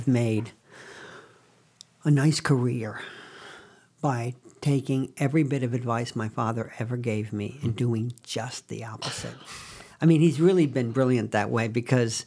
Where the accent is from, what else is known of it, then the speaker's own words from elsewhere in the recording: Binghamton, New York, United States; I was born in Binghamton, New York